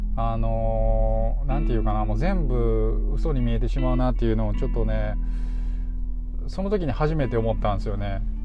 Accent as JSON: {"language": "Japanese", "town": "Sakai", "region": "Osaka", "country": "Japan", "tie": "born or raised there", "said": "堺のまあ、地元のね僕の地元の"}